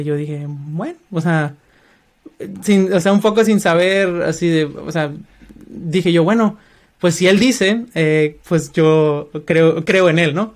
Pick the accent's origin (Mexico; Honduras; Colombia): Mexico; Culiacán, Sinaloa; moved away as an adult; also born or lived in Colima, Mexico; now in United States; soy mexicano, eh, originario de Culiacán, Sinaloa.